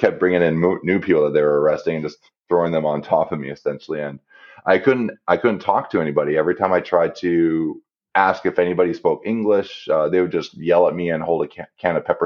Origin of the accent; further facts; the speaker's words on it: Canada; me being Canadian